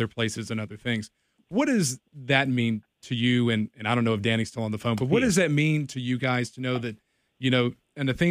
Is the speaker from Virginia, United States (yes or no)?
yes; Bedford, Virginia, United States; I grew up in Bedford. I went to Liberty High School